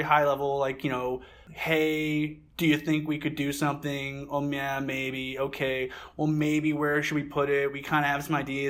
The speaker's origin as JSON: {"language": "English", "town": "Calgary", "region": "Alberta", "country": "Canada", "tie": "born or raised there", "said": "I grew up in Calgary"}